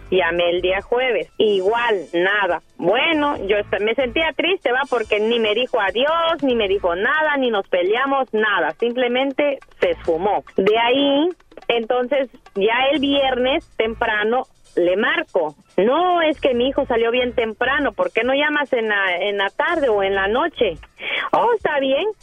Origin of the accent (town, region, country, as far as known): Guatemala; moved away